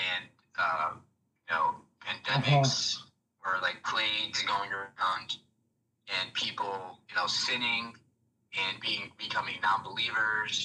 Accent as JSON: {"language": "English", "region": "New Jersey", "country": "United States", "tie": "born or raised there", "moved": "yes", "lives_now": "Florida, United States", "said": "I grew up in New Jersey"}